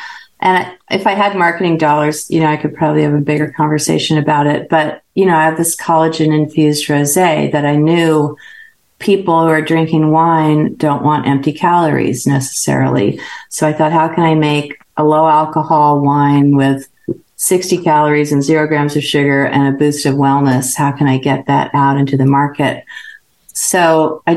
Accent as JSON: {"language": "English", "region": "Northern California", "country": "United States", "tie": "born or raised there", "said": "I grew up in Northern California"}